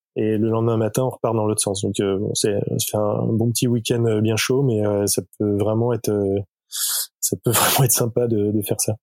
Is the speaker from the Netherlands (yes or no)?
no; Nantes, Pays de la Loire, France; moved away; also born or lived in Lille; je suis nantais